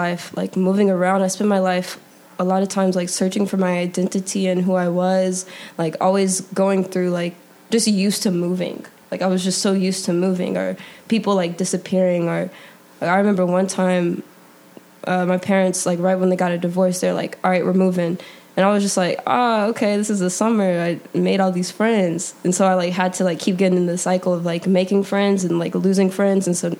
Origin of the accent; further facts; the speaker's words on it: Alabama, United States; But I claim Alabama because that's, like, where I started, like, my life. Like, I spent, like, 10 years of my life there.